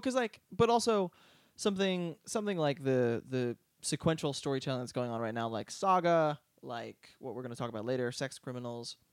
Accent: outside of Philadelphia, Pennsylvania, United States; moved away; also born or lived in Boston; growing up outside of Philadelphia

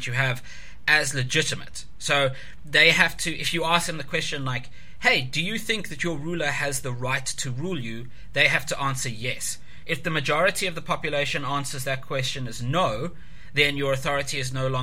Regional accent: South Africa; being South African

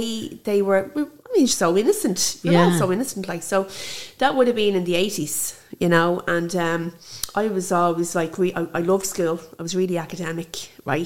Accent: Dublin, Leinster, Ireland; I grew up in Ballymun, and I always say in the posh part

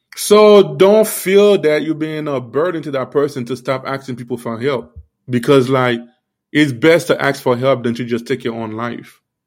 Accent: Miami, Florida, United States; also born or lived in Haiti; I grew up in Miami.

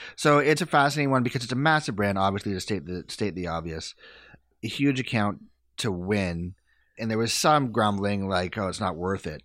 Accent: Canada; I am prideful of being Canadian

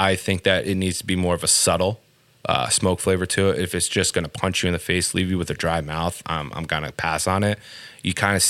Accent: New Jersey, United States; now in Connecticut, United States; I grew up in New Jersey, so pizza has been a very big topic for me. Half my life, I've been used to New Jersey, New York pizza, and then now I have Connecticut pizza.

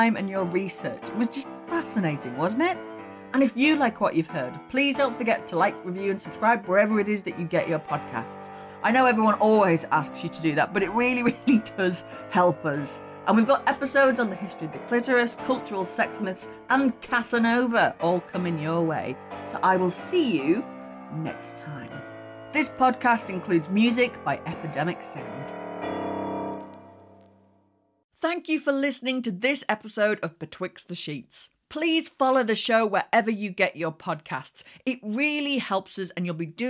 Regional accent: Yorkshire and the Humber, United Kingdom; accent: Yorkshire; I sound like a Yorkshire woman

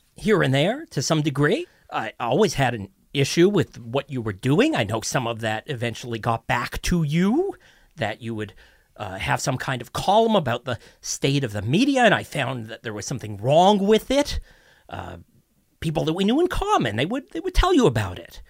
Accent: Toronto, Ontario, Canada; born and raised in Toronto

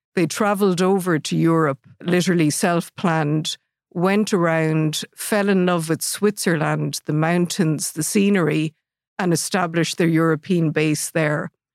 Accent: Athlone, Leinster, Ireland; born and raised in Athlone

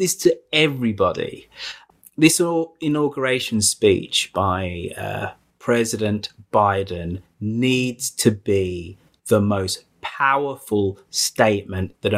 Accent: United Kingdom; being a Brit

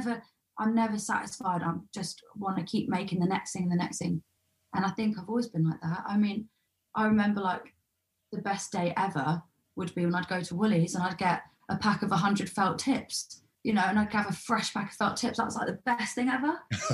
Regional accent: London, United Kingdom; In especially like for me, growing up in Southeast London, you're just fucking surrounded by it

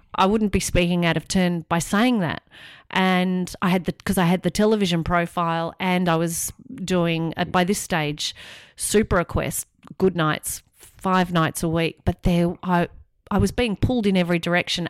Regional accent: Australia; moved away as an adult; also born or lived in London; I was obviously from Australia

